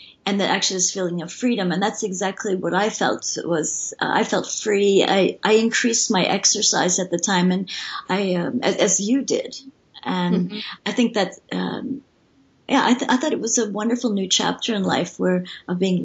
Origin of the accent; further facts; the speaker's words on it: Vermont, United States; now in Sweden; I'm from Vermont, so okay. I'm used to the snow and cold